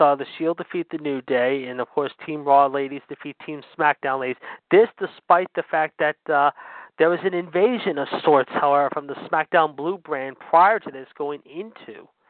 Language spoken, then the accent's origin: English; Pittsburgh, Pennsylvania, United States; my hometown of Pittsburgh